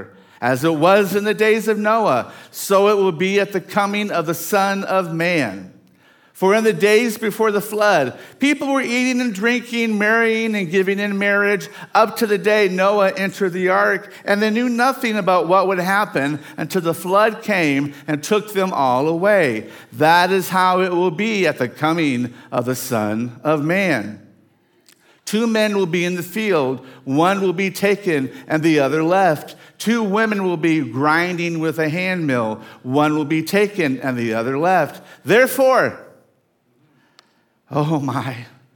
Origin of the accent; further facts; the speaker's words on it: Dumas, Arkansas, United States; moved away; I came from Dumas, Arkansas